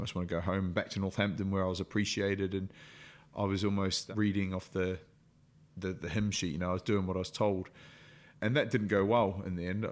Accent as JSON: {"language": "English", "country": "New Zealand", "tie": "born or raised there", "moved": "yes", "said": "growing up in New Zealand, everything to do with it, then moving here"}